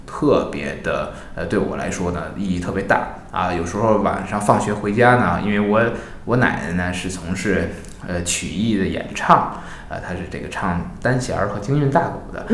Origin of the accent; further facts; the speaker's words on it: Beijing, China; 我是土生土长的老北京